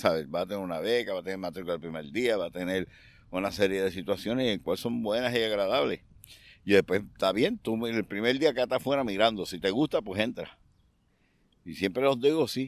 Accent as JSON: {"language": "Spanish", "town": "Aguada", "country": "Puerto Rico", "tie": "born or raised there", "said": "yo soy natural de Aguada, del barrio Espinal de Aguada"}